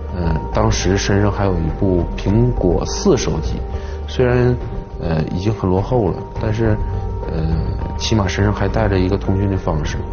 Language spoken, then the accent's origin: Chinese; China; 因为我是本地人，我也从事了多年刑侦工作